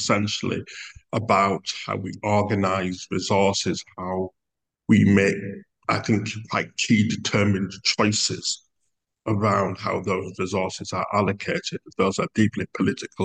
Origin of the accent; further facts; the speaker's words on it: United Kingdom; we as in British people, includes myself